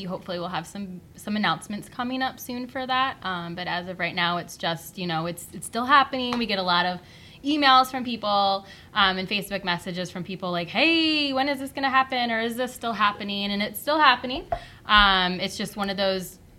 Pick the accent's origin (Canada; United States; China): United States; Battle Creek, Michigan; Born and raised